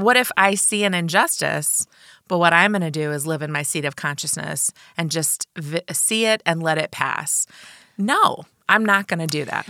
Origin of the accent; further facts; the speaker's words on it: Champaign, Illinois, United States; I grew up on the mean streets of Champaign, Urbana, Illinois